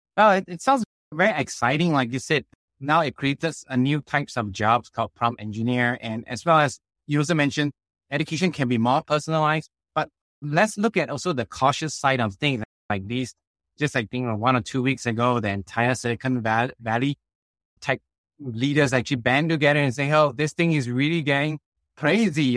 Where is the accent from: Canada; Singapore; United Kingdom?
Singapore; also born or lived in Australia / United States / China; I came from the Singapore education system